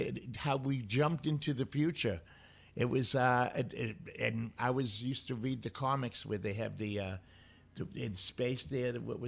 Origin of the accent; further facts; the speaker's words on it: Boston, Massachusetts, United States; I'm from Boston.